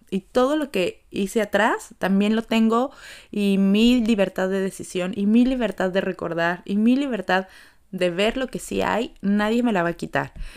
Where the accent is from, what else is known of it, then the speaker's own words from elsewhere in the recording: Mexico; como mexicanos